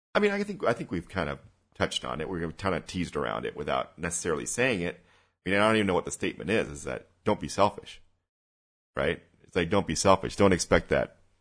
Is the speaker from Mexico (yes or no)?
yes; Mexico; I grew up in, I grew up in Mexico